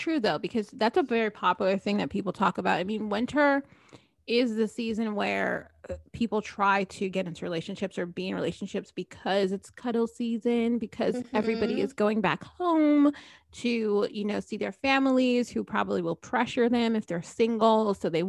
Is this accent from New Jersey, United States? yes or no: yes; New Jersey, United States; now in Florida, United States; I grew up in New Jersey, so it's a long way from home.